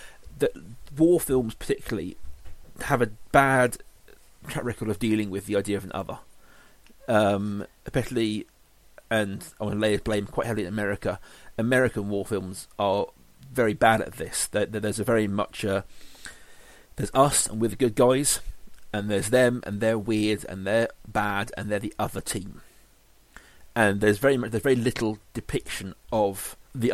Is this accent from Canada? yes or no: no; England, United Kingdom; being an Englishman